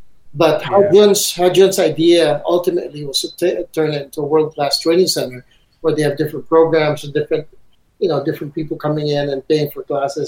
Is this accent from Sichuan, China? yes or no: no; Beijing, China; We're from Beijing, and that's like going on this interstate